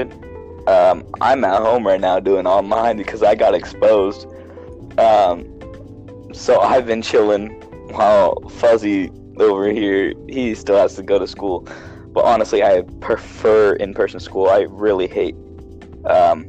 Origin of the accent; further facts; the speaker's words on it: Green Bay area, Wisconsin, United States; I was a huge fan of the Packers, or I am a huge fan of the Packers, and that's where I'm from